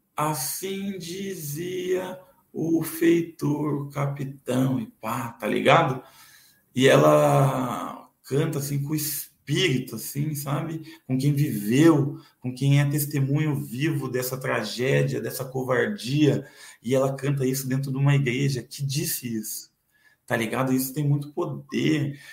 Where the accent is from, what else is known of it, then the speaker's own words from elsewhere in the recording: São Paulo, Brazil; Eu nasci em São Paulo